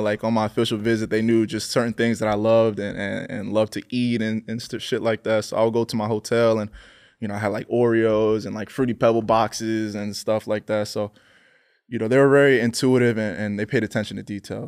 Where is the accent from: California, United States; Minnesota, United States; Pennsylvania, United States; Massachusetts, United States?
Pennsylvania, United States; I'm from Pennsylvania